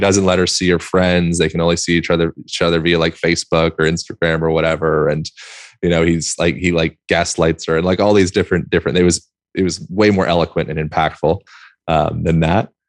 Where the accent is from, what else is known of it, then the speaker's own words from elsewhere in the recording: United States; being an American